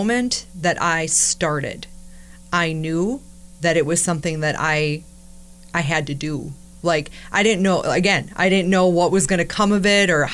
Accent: La Crosse, Wisconsin, United States; I'm from La Crosse. You know, I grew up here and listened to Z93 my whole life

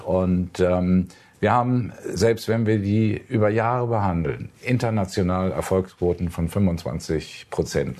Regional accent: Hamburg, Germany; ich sage Ihnen als Hamburger

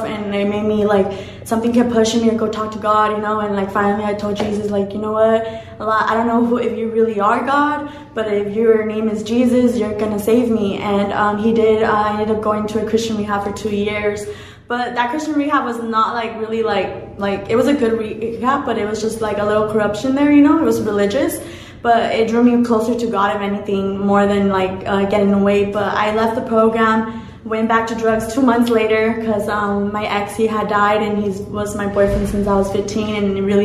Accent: Orange County, California, United States; I'm from Orange County

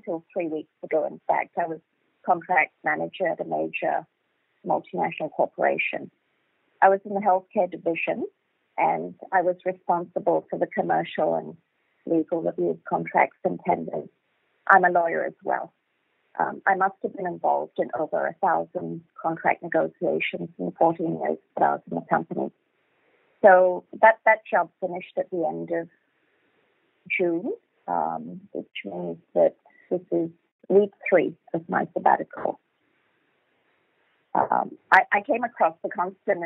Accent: Johor Bahru, Johor, Malaysia; now in Australia; I'm from Malaysia originally, from Johor Bahru, which is at the southernmost tip of West Malaysia, just next to Singapore. I remember JB as a very charming seaside town when I was a kid.

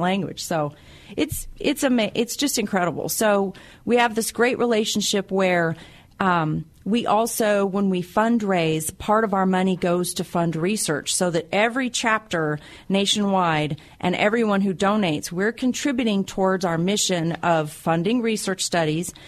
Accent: Wyoming, United States; moved away; I'm originally from Wyoming

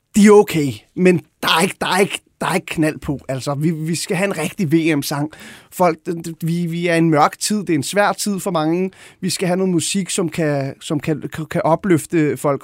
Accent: Gladsaxe, Capital Region of Denmark, Denmark; jeg voksede op ude i Højgladsaxe

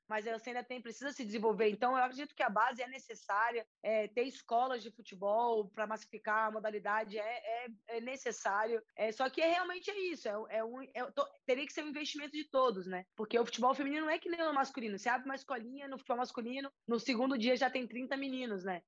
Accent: Brasília, Federal District, Brazil; now in São Paulo, Brazil; eu sou de Brasília, é, jogo futebol desde, desde sempre, na rua, com amigos, com vizinhos.

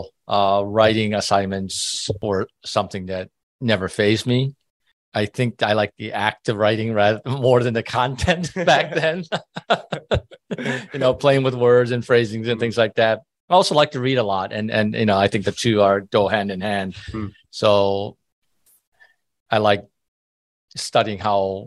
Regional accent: Michigan, United States; moved away as an adult; also born or lived in Japan / Philadelphia area; now in Burlington, United States; You know, lived couple places around the country, including the Philadelphia area, but mostly Michigan, where I grew up.

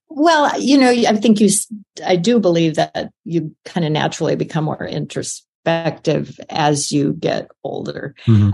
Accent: South Dakota, United States; I was born in South Dakota on a farm, and I was raised by a farmer and an English teacher

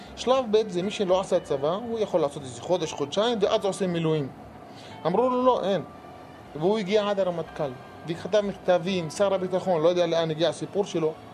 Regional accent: Rahat, Southern District, Israel; אני מרהט

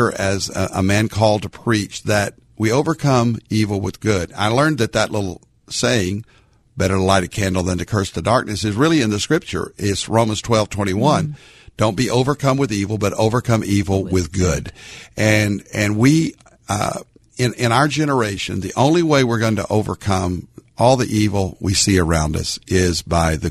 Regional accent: Arkansas, United States; now in Dallas-Fort Worth, United States; a little Baptist boy growing up in Arkansas

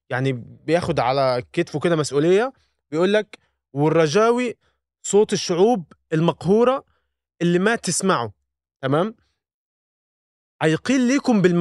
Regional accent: Egypt; احنا كمصريين

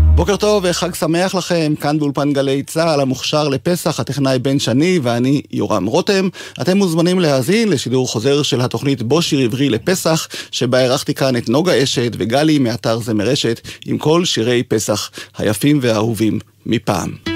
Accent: Degania Alef, Northern District, Israel; נולדתי וגדלתי בקיבוץ דגניה א'

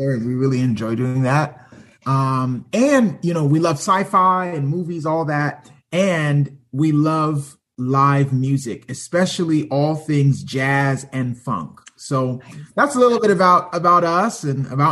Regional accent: Huntsville, Alabama, United States; also born or lived in Toronto, Canada / California / Pennsylvania / Texas; now in Newberg, United States; I was born in Toronto, Canada, but I grew up in Huntsville, Alabama.

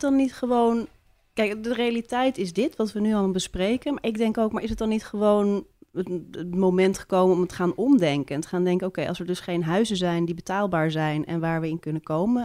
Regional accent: Amsterdam, North Holland, Netherlands; now in Haarlem, Netherlands; ik ben wel geboren in Amsterdam.

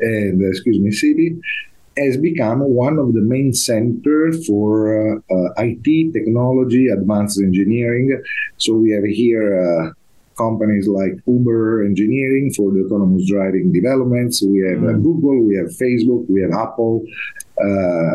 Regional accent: Turin, Piedmont, Italy; moved away as an adult; I'm originally from Turin, Italy, but as soon as I graduated from the University of Turin, I left Italy when I was 24 years and a half

